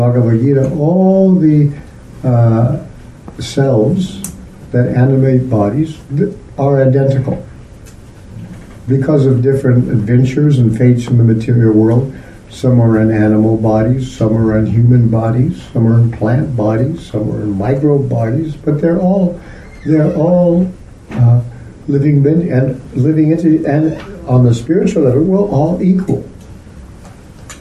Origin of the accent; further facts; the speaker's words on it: United States; I'm from America